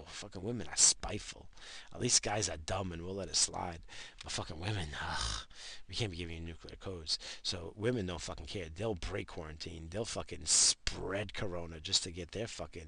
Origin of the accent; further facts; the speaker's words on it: United States; I'm fucking American